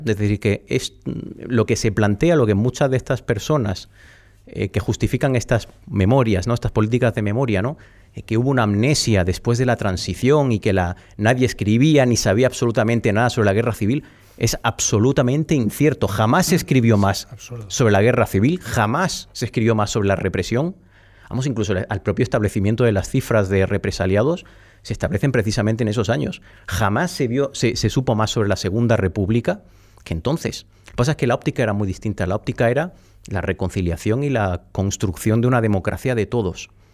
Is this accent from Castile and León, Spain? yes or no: no; the Alpujarra, Andalusia, Spain; now in Madrid, Spain; en mi pueblo casi todos los apellidos... Bueno, fíjate es que la Alpujarra está llena de apellidos vascos